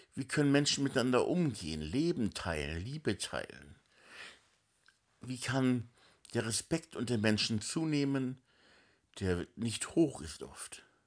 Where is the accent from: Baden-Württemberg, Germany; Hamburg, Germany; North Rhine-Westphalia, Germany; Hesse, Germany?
Hamburg, Germany; moved away as an adult; now in Spiegelau, Germany; ich bin halt in Hamburg aufgewachsen, die ersten 20 Jahre meines Lebens, allerdings in Hamburg-Meindorf, also am Stadtrand von Hamburg.